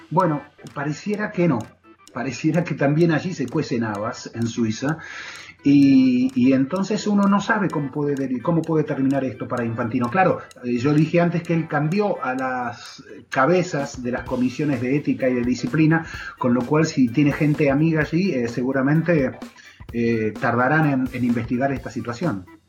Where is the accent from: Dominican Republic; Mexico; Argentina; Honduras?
Argentina; los argentinos decimos mala leche